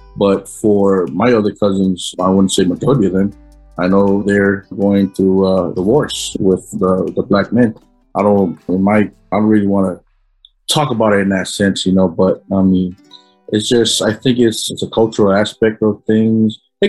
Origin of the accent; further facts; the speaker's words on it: Samoa; growing up in Samoa, you know, a lot of the families, our families are poor, you know, we live in that poverty line.